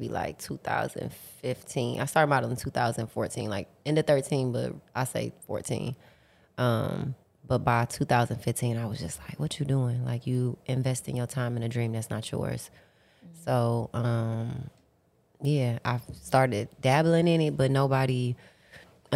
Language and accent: English; Detroit, Michigan, United States; I'm from Detroit, and like I come from the slums